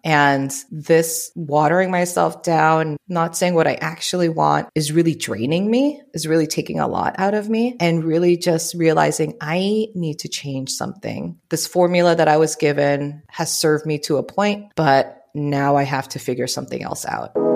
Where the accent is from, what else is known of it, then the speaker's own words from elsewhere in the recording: Oakland, California, United States; first language Tagalog; English is a second language; also born or lived in Philippines / Richmond, California; now in San Diego, United States; born and raised in the Bay Area, in the East Bay, Oakland, Richmond.